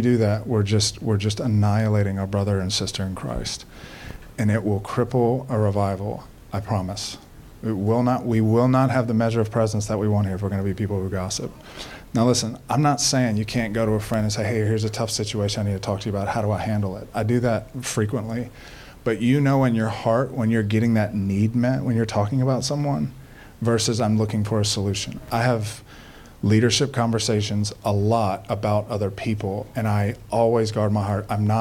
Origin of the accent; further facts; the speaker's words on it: Baton Rouge, Louisiana, United States; I'm born and raised in Baton Rouge